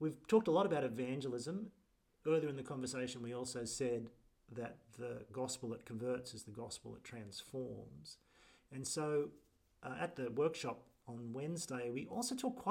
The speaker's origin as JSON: {"language": "English", "country": "Australia", "said": "as an Australian who doesn't like promotion"}